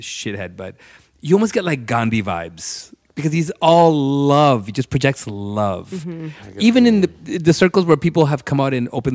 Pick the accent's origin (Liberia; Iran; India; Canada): Canada; as a Canadian